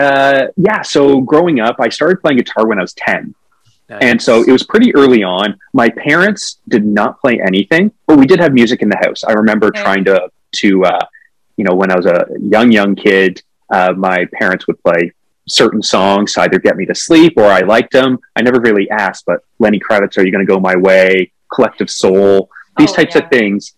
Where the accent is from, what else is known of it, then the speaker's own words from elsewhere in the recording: Whitby, Ontario, Canada; now in Toronto, Canada; I grew up in a town called Whitby, which is about 40 minutes from Toronto.